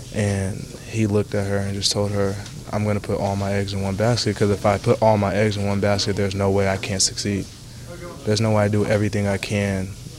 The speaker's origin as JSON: {"language": "English", "town": "Las Vegas", "region": "Nevada", "country": "United States", "said": "I'm from Vegas."}